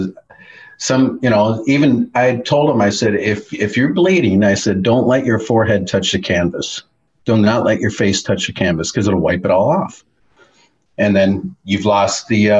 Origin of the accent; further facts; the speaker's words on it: Minneapolis, Minnesota, United States; I grew up in Minneapolis, so all I grew up watching was the AWA